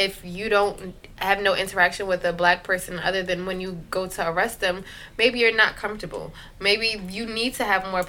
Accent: Newark, New Jersey, United States; I grew up in Newark. And, I mean, you see racial inequality all the time, especially in the biggest city in New Jersey

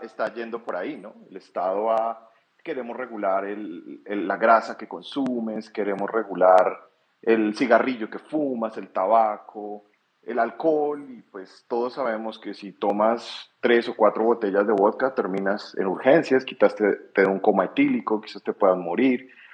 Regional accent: Colombia; como colombiano

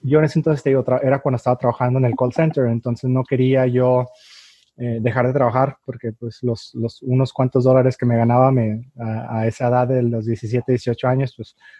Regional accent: Tijuana, Baja California, Mexico; also born or lived in San Diego, United States; yo nací en San Diego, aunque me crié de este lado acá en, en Tijuana, México.

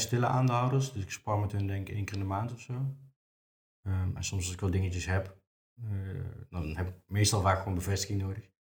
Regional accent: Venray, Limburg, Netherlands; now in Nijmegen, Netherlands; Ik kom oorspronkelijk uit Venray. Eh, woon in Nijmegen nu.

